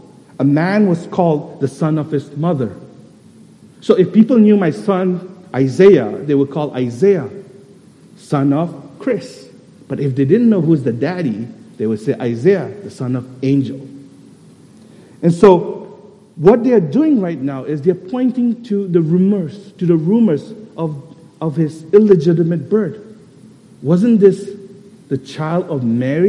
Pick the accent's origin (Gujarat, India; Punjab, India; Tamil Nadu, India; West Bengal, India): West Bengal, India; Kolkata; I'm actually from Tangra